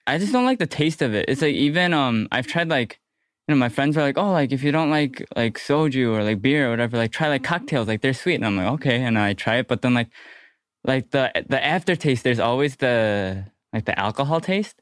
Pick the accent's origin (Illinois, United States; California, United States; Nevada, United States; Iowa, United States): Illinois, United States; Hoffman Estates; I'm from Hoffman Estates, no one really knows where that is